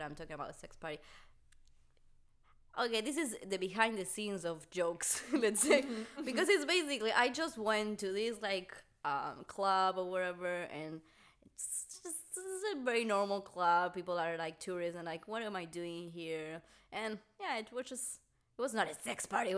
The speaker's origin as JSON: {"language": "English", "country": "Argentina", "moved": "yes", "said": "I come from Argentina, it's very Catholic"}